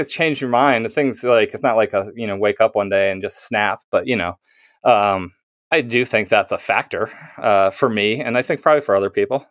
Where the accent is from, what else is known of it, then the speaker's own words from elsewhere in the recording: near Mobile, Alabama, United States; moved away as an adult; also born or lived in Massachusetts / Philadelphia; now in Philadelphia suburbs, United States; I grew up in Alabama, like, all, all my eighteen years, and then I went to college in Massachusetts